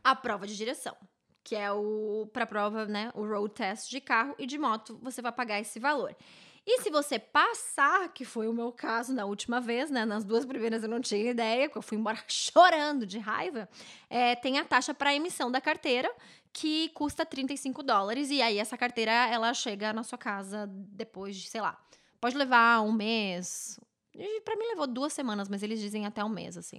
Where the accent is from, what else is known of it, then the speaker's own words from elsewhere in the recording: Novo Hamburgo, Rio Grande do Sul, Brazil; now in Vancouver, Canada; lá na minha cidade, ô oh, querida Novo Hamburgo